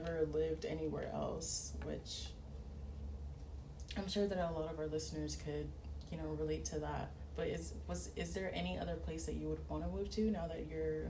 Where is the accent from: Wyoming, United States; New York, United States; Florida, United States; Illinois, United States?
Florida, United States; So that's why I consider myself Haitian American, because I was born here, but you know, both of my parents are so Haitian.